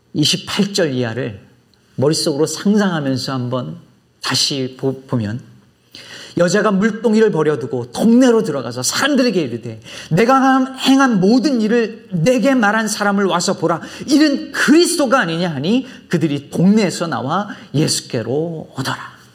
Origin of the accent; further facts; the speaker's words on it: Jecheon, North Chungcheong, South Korea; now in Chicago, United States; 제 고향이 충북 제천인데